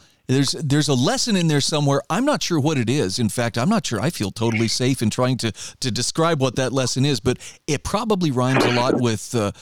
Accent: Idaho, United States; a lot of people who have found their way to my home state of Idaho

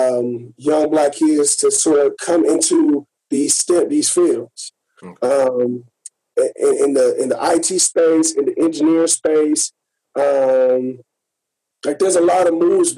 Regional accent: Gary, Indiana, United States; moved away; also born or lived in San Diego / San Jose; coming up, like I said, from Gary, Indiana

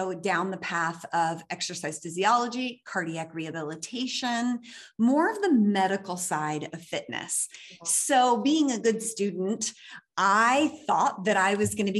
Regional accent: Pennsylvania, United States; moved away as an adult; also born or lived in New York City; now in Los Angeles, United States; I was born and raised in Pennsylvania, but I grew up in New York City.

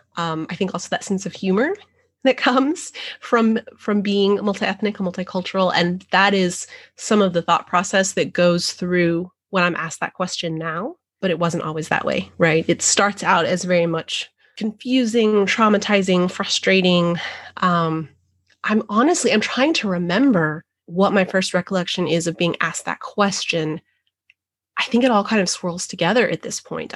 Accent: New Mexico, United States; now in the deep South, United States; I grew up in New Mexico

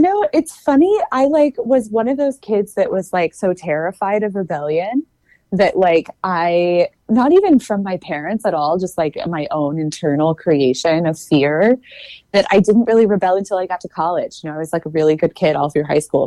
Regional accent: Texas, United States; I grew up in Texas

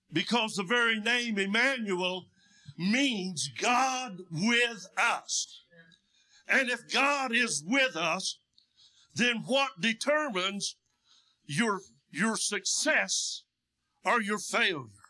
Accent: United States; also born or lived in Russia; I was born and raised in Union County

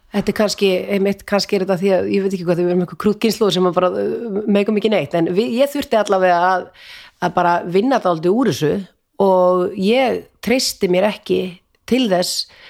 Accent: Vopnafjörður, Eastern Region, Iceland; ég er úr Sveit, úr Vesturadal

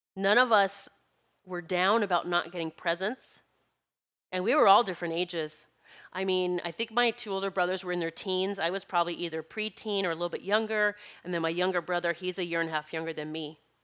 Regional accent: South Dakota, United States; my best friend growing up in South Dakota

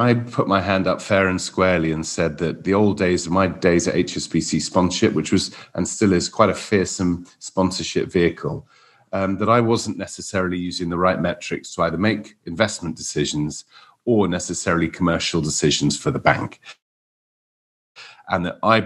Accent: Wales, United Kingdom; now in London, United Kingdom; as a Welshman

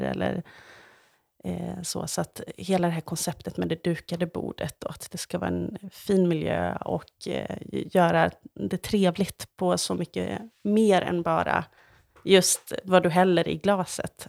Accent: Ulricehamn, Västra Götaland, Sweden; moved away as an adult; also born or lived in Grythyttan; jag var ju från Ulricehamn

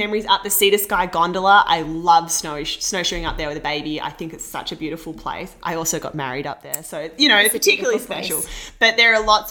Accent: Australia; now in Vancouver, Canada; me from Australia

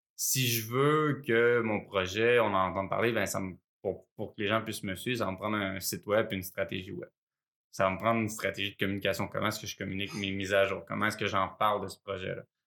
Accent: Sherbrooke, Quebec, Canada; j'ai grandi à Sherbrooke dans les cantons de l'Est

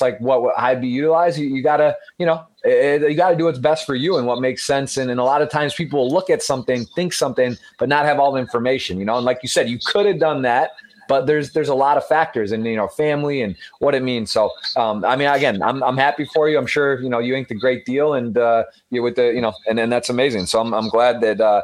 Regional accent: United States; being American

